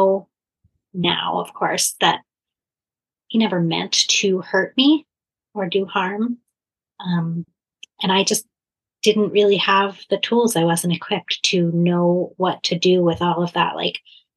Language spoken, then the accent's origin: English; Philadelphia, Pennsylvania, United States; I grew up in Philadelphia